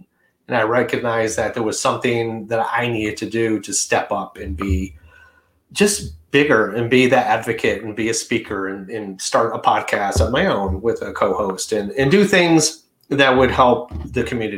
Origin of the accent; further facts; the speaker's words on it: Detroit, Michigan, United States; moved away as an adult; now in New York City, United States; But when I moved to New York City from Detroit, it was very liberal.